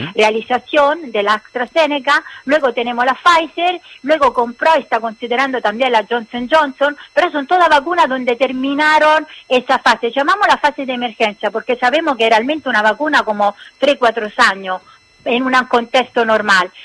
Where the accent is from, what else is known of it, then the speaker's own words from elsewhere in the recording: Italy; Spanish is a second language; nosotros somos italianos